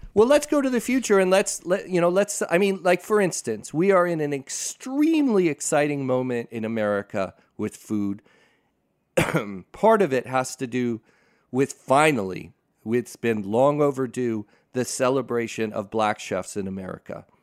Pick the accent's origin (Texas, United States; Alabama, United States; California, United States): California, United States; Pasadena; I grew up in Pasadena